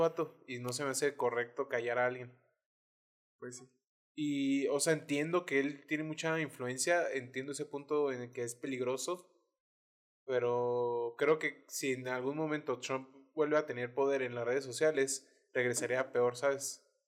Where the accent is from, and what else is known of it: Mexico; also born or lived in United States